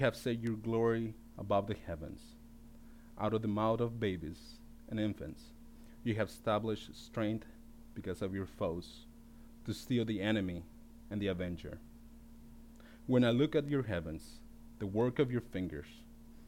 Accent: Baja California, Mexico; born or raised there; now in United States

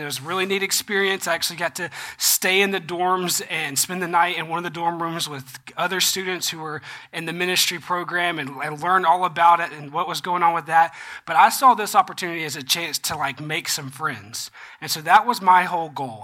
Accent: Georgia, United States; I'm from Georgia

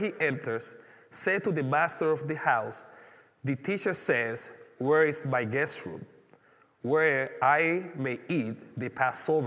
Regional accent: Panama; moved away; growing up in Panama

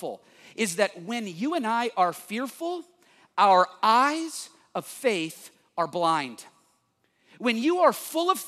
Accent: United States; also born or lived in Texas; I'm from Oklahoma and Texas

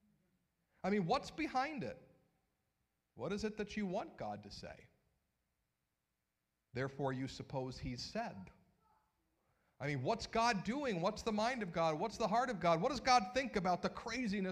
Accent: Cuyahoga Falls, Ohio, United States; my hometown of Cuyahoga Falls

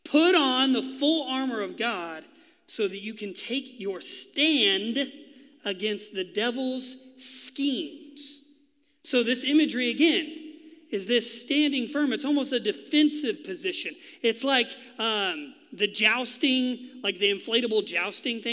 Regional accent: Texas, United States; moved away; I am from Texas, so it comes out sometimes

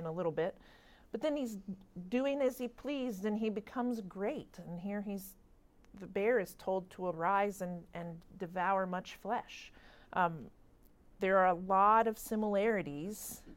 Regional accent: Kentucky, United States; I grew up in Kentucky

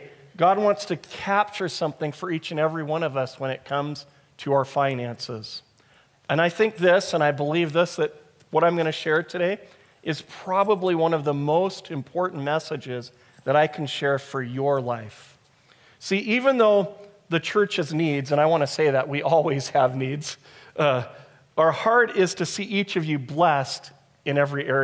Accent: United States; moved away; I'm from America

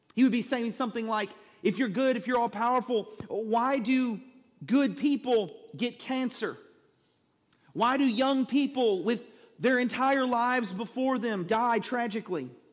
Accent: Southeast Texas, United States; I am a redneck from Southeast Texas

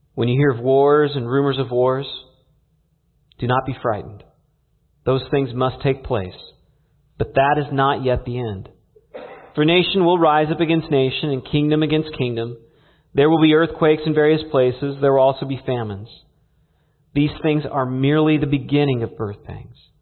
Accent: California, United States; growing up in California

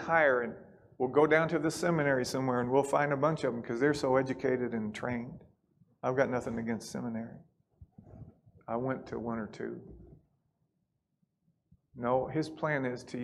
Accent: Kentucky, United States; we're from Kentucky

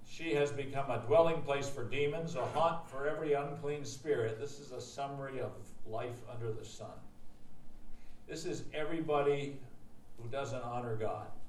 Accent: Harrisburg, Pennsylvania, United States; I grew up in Harrisburg

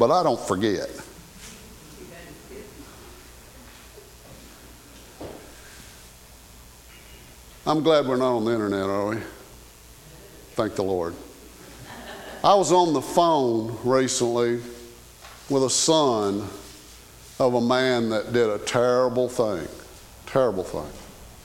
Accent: the South, United States; I was raised in the South, and we say ma'am

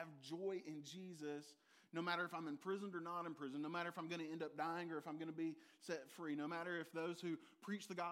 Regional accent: Dublin, Georgia, United States; I said, the Dub is the hub of Middle Georgia.

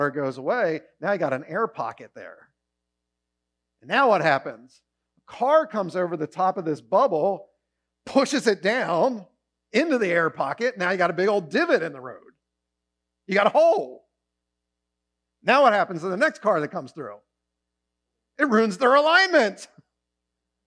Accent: Maryland, United States; now in Pennsylvania, United States; I grew up in Maryland.

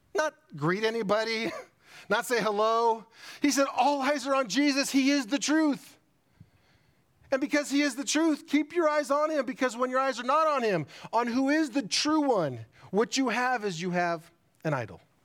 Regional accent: United States; as American Christians and being in an American society

